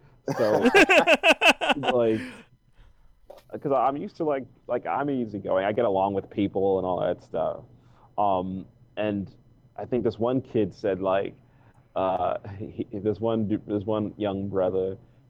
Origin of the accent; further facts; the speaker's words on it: Baltimore, Maryland, United States; I am 16 years old and I'm from Baltimore, Maryland.